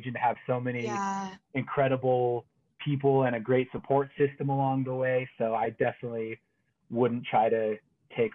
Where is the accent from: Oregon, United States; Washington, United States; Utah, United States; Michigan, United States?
Utah, United States; Springville; I'm a musician from Springville, Utah, which is south of Provo